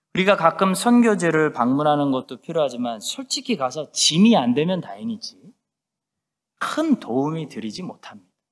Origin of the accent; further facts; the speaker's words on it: South Korea; now in Christchurch, New Zealand; 우리 한국 사람들만이 우리 디아스포라 이민자들만이